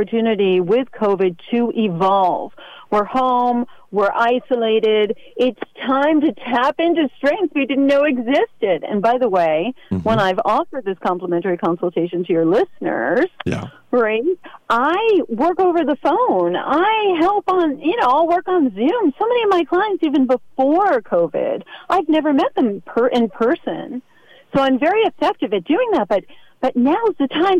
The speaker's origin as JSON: {"language": "English", "town": "New York City", "region": "New York", "country": "United States", "moved": "yes", "lives_now": "Westport, United States", "said": "I'm in Westport. I'm originally from New York City."}